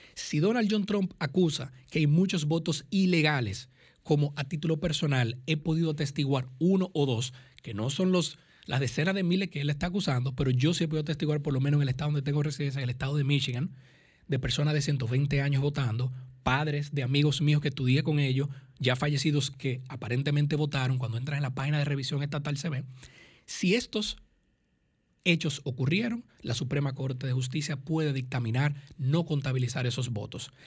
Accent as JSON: {"language": "Spanish", "country": "Dominican Republic", "moved": "yes", "lives_now": "United States", "said": "nos preocupa como economista, nos preocupa como dominicano, nos preocupa como residente en los Estados Unidos"}